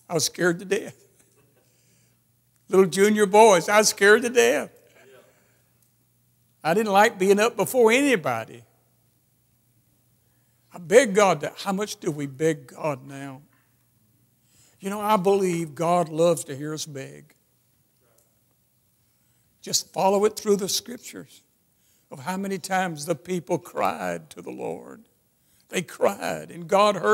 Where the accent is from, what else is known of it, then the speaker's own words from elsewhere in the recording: Birmingham, Alabama, United States; I come from Birmingham, Alabama